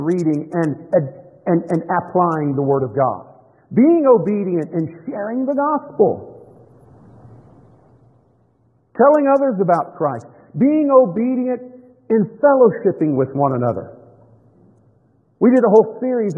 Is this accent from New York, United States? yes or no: no; Tampa, Florida, United States; I grew up in Florida.